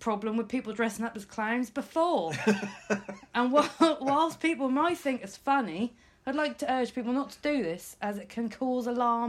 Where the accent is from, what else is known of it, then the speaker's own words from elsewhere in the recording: Norfolk, East of England, United Kingdom; and I'm from Norfolk